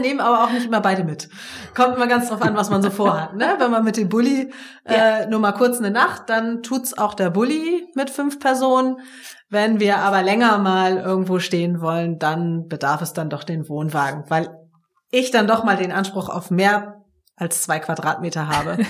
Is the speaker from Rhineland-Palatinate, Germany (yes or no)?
no; Lübeck, Schleswig-Holstein, Germany; komme ja sozusagen dazwischen her, nämlich gebürtig aus Lübeck.